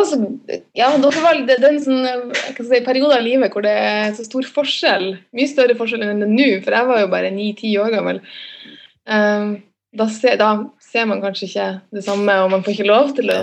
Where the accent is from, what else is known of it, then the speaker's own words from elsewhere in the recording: Lofoten, Nordland, Norway; på det lille småbruket oppe i Lofoten, der jeg er fra.